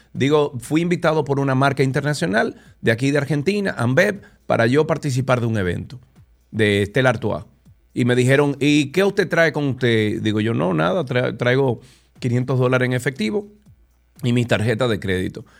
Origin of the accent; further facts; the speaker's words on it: Dominican Republic; por ser dominicano, por tener un pasaporte que diga República Dominicana